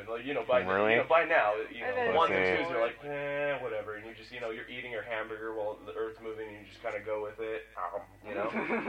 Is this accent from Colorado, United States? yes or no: yes; Colorado, United States; moved away as an adult; now in Japan; we're from Colorado.